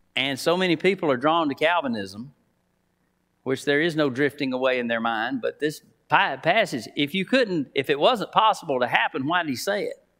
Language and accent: English; Titus, Alabama, United States; now in Wetumpka, United States; Now I live in Wetumpka. Uh, I'm from Titus, so I'm a country boy